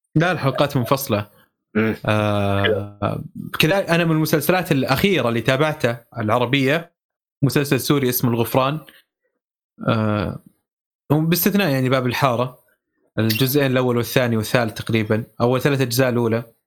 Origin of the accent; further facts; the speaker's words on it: Saudi Arabia; accent: Saudi; اللهجه السعوديه حاجز آه، لهجتنا حاجز